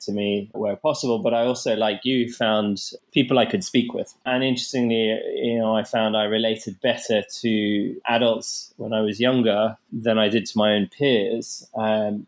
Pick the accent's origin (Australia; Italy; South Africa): South Africa; growing up in South Africa, I experienced bullying at quite a young age